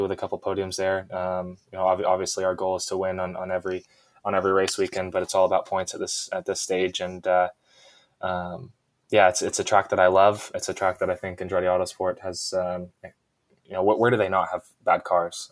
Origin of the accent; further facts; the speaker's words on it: Jupiter, Florida, United States; my hometown of Jupiter, Florida